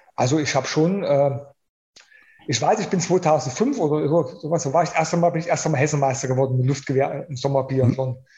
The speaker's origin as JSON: {"language": "German", "country": "Germany", "said": "hier in, bei uns in Deutschland"}